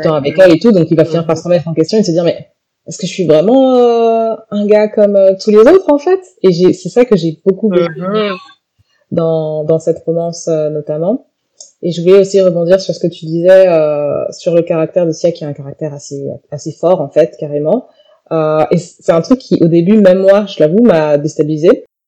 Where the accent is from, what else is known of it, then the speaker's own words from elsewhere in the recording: Guadeloupe; je suis Guadeloupéenne